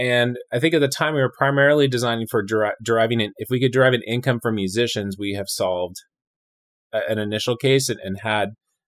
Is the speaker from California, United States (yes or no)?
yes; California, United States; moved away as an adult; also born or lived in Chicago / Montreal / Edmonton / Austin; now in Richmond, United States; I came from Southern California, but I have lived all over Chicago, Montreal, Edmonton, Alberta, Austin, Texas.